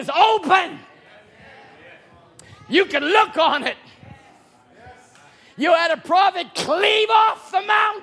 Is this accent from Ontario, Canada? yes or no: no; Chilliwack, British Columbia, Canada; now in Cloverdale, Canada; I was a bumpkin from Chilliwack. And then I became a bumpkin from Cloverdale